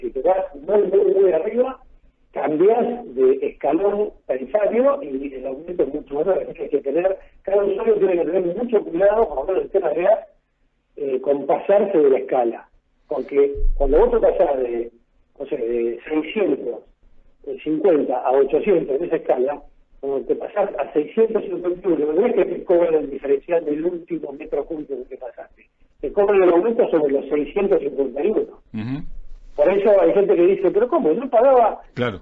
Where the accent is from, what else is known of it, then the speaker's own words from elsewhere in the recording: Argentina; como sindicalistas, como trabajadores, como argentinos